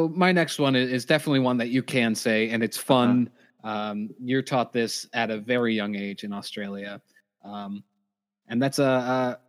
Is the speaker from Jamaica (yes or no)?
no; United States; because we're American